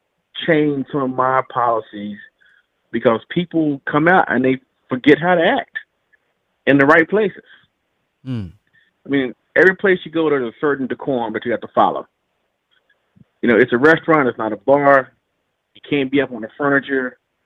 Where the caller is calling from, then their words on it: Fort Worth, Texas, United States; I'm calling from Fort Worth, Texas.